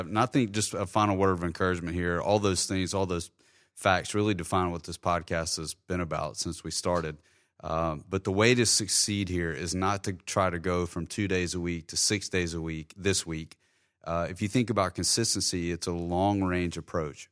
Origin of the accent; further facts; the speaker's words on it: Terry, Mississippi, United States; now in Jacksonville, United States; I spent a lot of time growing up in Terry, which was a beautiful time in my life.